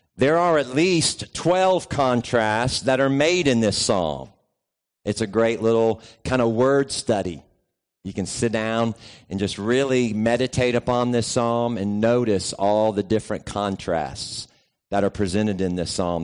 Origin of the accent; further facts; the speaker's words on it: West Virginia, United States; moved away; also born or lived in Georgia; I grew up in West Virginia